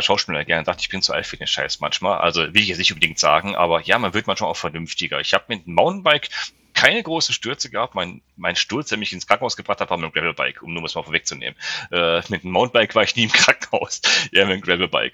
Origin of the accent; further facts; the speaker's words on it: the area between Cologne, Düsseldorf and Solingen, North Rhine-Westphalia, Germany; ich komme ja aus dem, aus dem Bereich hier zwischen Köln-Düsseldorf und Solingen